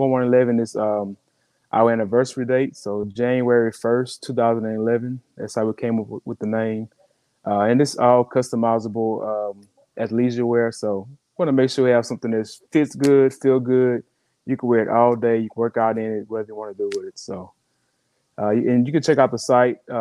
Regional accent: Texas, United States; I'm from Texas

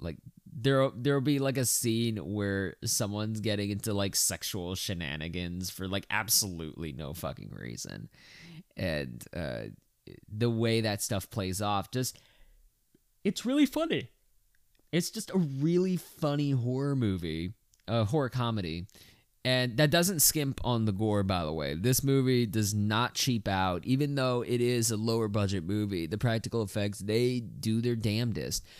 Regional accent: Texas, United States; being a Texan

